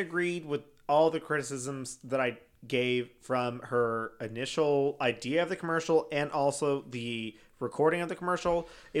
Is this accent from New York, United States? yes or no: no; Chicago, Illinois, United States; Bitch, I'm from Chicago.